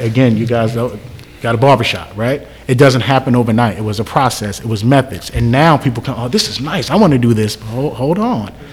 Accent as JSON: {"language": "English", "town": "Jersey City", "region": "New Jersey", "country": "United States", "moved": "yes", "said": "I'm originally from Jersey City, so I still go there and mentor"}